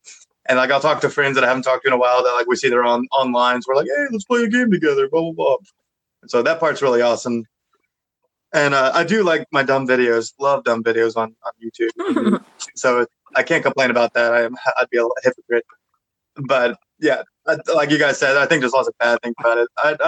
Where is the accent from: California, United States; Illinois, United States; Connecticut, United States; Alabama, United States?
Connecticut, United States; born there; because I was born in Connecticut for some weird reason. Our whole family's from Oklahoma, but my ass was born in Connecticut.